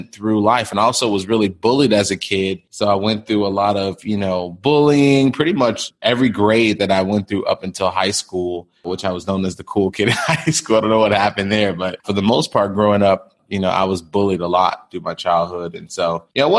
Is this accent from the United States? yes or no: yes; Chicago, Illinois, United States; I grew up in Chicago